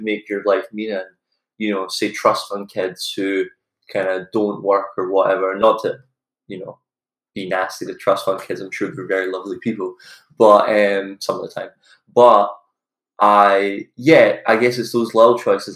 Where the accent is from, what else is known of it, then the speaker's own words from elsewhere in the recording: Scotland, United Kingdom; moved away as an adult; also born or lived in United States; we're from Scotland, I go to college in America